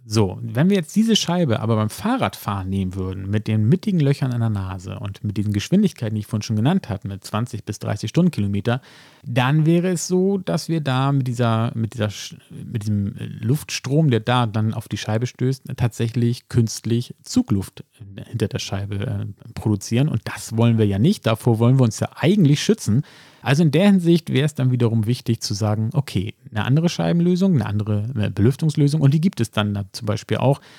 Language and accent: German; Hamburg, Germany; ich könnte das als Hamburger sagen